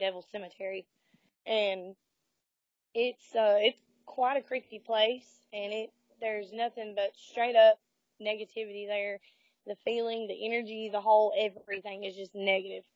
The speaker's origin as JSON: {"language": "English", "town": "Hamilton", "region": "Alabama", "country": "United States", "said": "I'm actually from Hamilton, Alabama"}